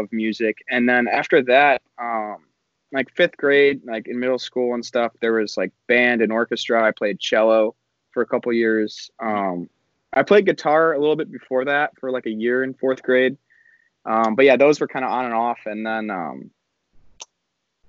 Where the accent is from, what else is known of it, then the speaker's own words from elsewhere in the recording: La Grange Highlands, Illinois, United States; I was born in LaGrange Hospital, and then I spent most of my life growing up in LaGrange Highlands.